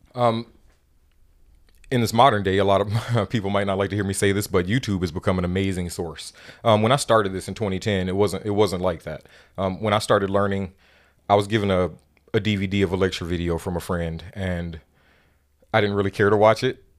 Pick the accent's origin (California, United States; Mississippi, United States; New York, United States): Mississippi, United States; moved away as an adult; now in Oregon, United States; Growing up in Mississippi